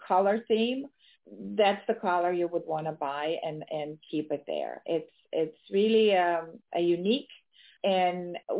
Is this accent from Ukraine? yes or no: yes; Ukraine; now in United States; being born and raised in Ukraine and immigrating to the United States early on in my life